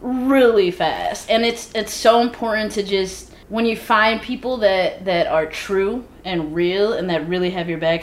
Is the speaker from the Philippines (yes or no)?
no; Midwest, United States; moved away; we're all from the Midwest